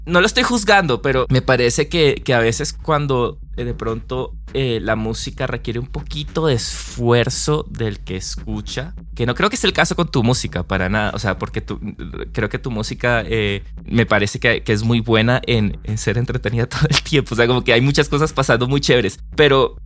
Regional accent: Colombia; yo me crié en Colombia escuchando champeta y mm. salsa y música latina

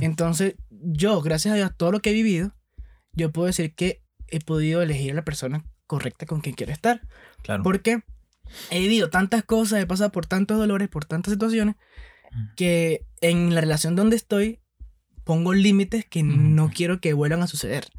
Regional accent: Venezuela; moved away as an adult; soy venezolano. Este, llegué hace cinco años aquí

